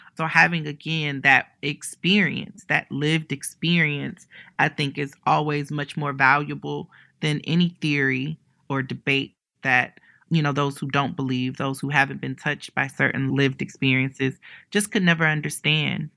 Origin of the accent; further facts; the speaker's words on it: Ohio, United States; moved away; also born or lived in New York City; I'm from Ohio and, you know, I tell people so much, there's, there's no L G B T center where I grew up